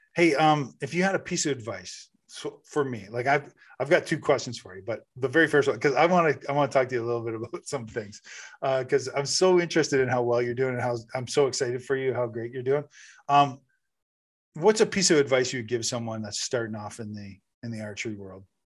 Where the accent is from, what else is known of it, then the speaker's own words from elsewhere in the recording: Canada; I'm, I'm Canadian